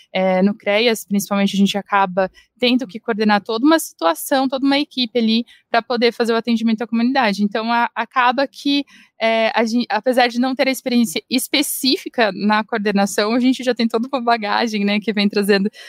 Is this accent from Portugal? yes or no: no; Londrina, Paraná, Brazil; moved away as an adult; also born or lived in Manaus; now in Curitiba, Brazil; Mas a maior parte da minha vida eu morei em Londrina. Eu acabei me mudando aqui para Curitiba porque eu queria tentar mestrado.